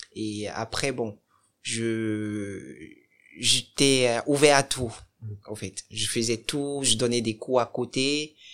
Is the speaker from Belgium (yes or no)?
no; Cotonou, Littoral, Benin; now in France; Je suis né au Bénin, à Cotonou. Et je suis d'origine béninoise